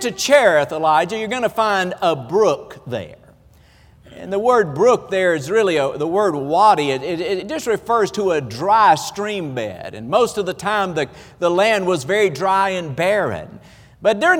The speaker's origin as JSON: {"language": "English", "region": "the South", "country": "United States", "accent": "Southern", "said": "we're from the South, and you know, we talk a little different."}